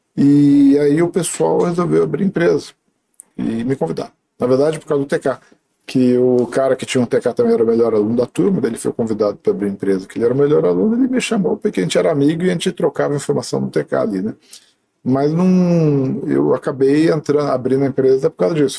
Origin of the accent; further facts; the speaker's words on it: Alumínio, São Paulo, Brazil; moved away; also born or lived in Sorocaba / Campinas; Eu nasci em Sorocaba porque, na verdade, eu era de alumínio e lá não tinha hospital.